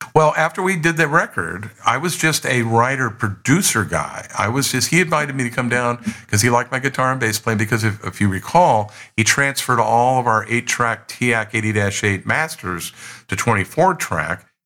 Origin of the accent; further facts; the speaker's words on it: San Joaquin Valley, California, United States; we grew up together in the San Joaquin Valley